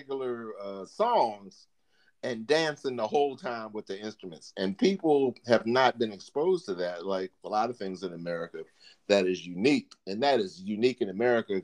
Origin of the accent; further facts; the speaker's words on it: Baltimore, Maryland, United States; moved away as an adult; also born or lived in Texas; I'm from Baltimore on the East Coast